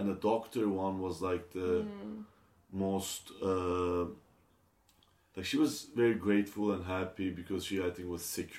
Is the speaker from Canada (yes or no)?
no; Turkey; now in United States; I'm from Turkey.